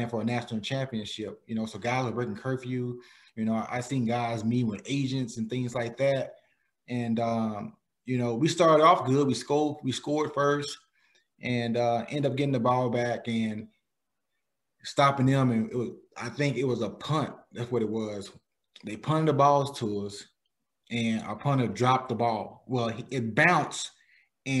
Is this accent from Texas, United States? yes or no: yes; Palestine, Texas, United States; my basketball gym in Palestine